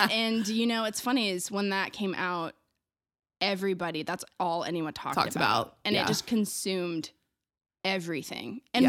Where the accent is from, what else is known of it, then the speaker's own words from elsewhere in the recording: Chippewa Falls, Wisconsin, United States; the place I grew up, Chippewa Falls, Wisconsin.